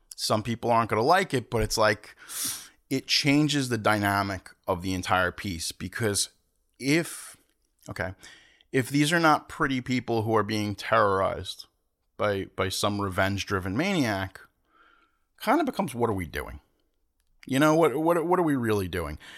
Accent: Long Island, New York, United States; I'm from Long Island

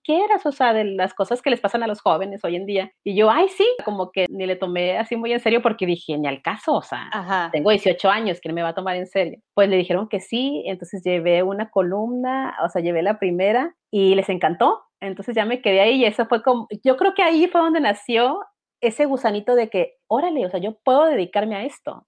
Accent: Mexicali, Baja California, Mexico; yo soy de Mexicali, Baja California

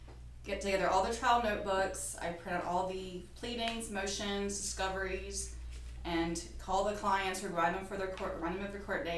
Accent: Baldwin County, Alabama, United States; I am from Baldwin County.

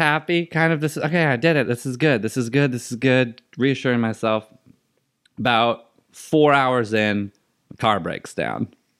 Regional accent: Seattle, Washington, United States; I was from Seattle. He was the coolest when he was with Seattle

